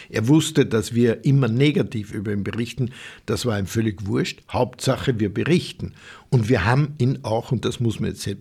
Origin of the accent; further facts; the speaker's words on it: Upper Austria, Austria; das ist ein ein Burschenschaftler aus Oberösterreich, also meine Heimat